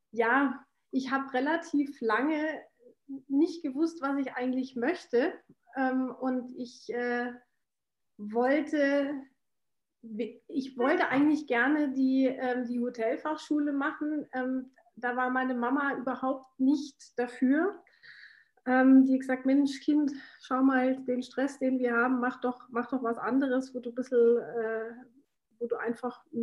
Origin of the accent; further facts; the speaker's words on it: Washington, United States; born there; ich bin in Washington geboren, ähm, habe eine, äh, hab einen österreichischen Pa